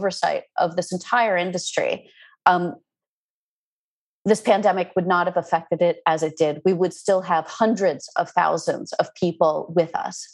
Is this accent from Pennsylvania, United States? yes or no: yes; Pennsylvania, United States; I'm from Pennsylvania, so I decided to do my work in Philadelphia